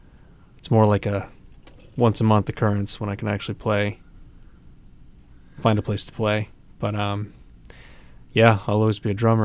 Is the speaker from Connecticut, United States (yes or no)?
yes; Connecticut, United States; now in Saco, United States; Saco. I'm in Saco. I'm not from Saco. I'm from Connecticut originally, but I'm in Saco now.